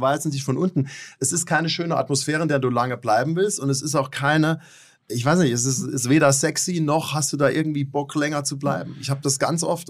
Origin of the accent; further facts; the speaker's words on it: Germany; moved away as an adult; also born or lived in New York; als Deutscher war ich auch eher gewohnt, direkte Kritik anzubringen